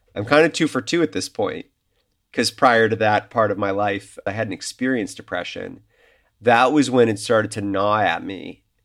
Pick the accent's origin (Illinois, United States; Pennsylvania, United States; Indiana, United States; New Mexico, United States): Illinois, United States; Chicago; moved away as an adult; also born or lived in New York; I am back in my hometown, which is Chicago